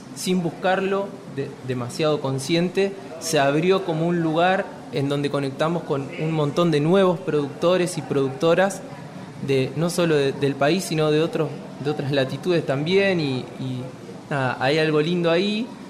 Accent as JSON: {"language": "Spanish", "region": "Entre Ríos", "country": "Argentina", "tie": "born or raised there", "said": "yo me crié en Entre Ríos"}